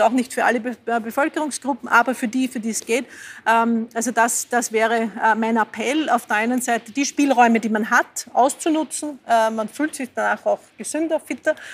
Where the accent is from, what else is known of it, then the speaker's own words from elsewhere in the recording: Lower Austria, Austria; now in Vienna, Austria; ich fahre in Wien überall mit dem Fahrrad. Äh, ich komme ursprünglich aus dem Waldviertel, dort wäre es ein bisschen schwerer, ich bin in die Schule gegangen, die war 25 Kilometer entfernt